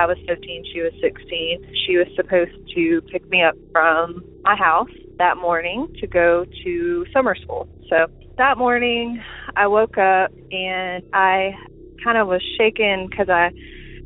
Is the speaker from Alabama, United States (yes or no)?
yes; Alabama, United States; I'm from Alabama